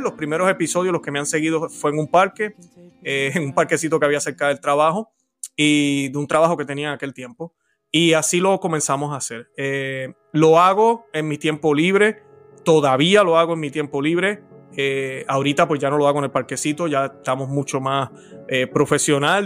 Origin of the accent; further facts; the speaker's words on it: Puerto Rico; soy puertorriqueño, nací en la isla del encanto